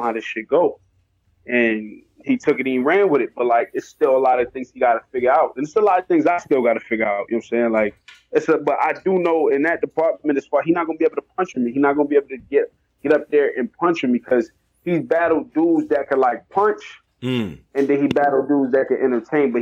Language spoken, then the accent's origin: English; New York, United States; I'm from New York